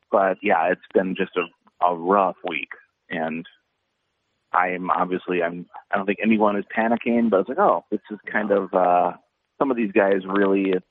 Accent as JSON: {"language": "English", "region": "Minnesota", "country": "United States", "said": "we're all from Minnesota"}